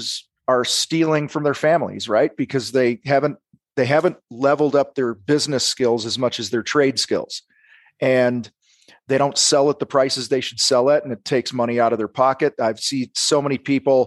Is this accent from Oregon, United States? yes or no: no; outside of Chicago, Illinois, United States; I grew up outside of Chicago